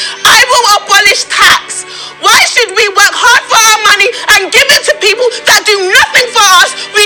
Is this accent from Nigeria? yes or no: yes; Nigeria; And I am from Nigeria.